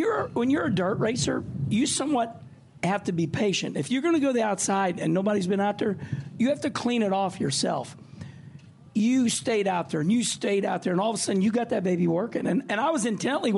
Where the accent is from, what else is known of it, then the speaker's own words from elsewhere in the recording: Midwest, United States; I'm from the Midwest